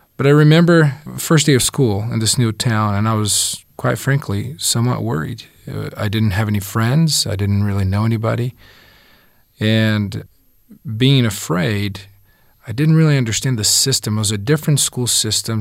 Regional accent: Brazil; also born or lived in southern Brazil; I was born and raised in Brazil, and I was about nine when my family moved to southern Brazil

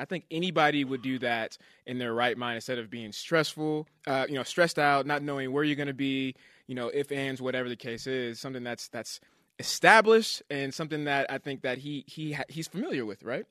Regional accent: California, United States; now in Utah, United States; Growing up in California

